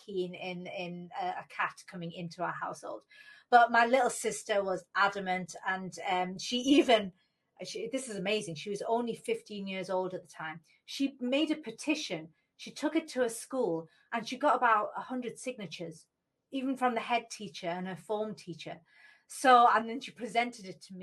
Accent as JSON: {"language": "English", "country": "United Kingdom", "tie": "born or raised there", "said": "when they came to the UK and they had me"}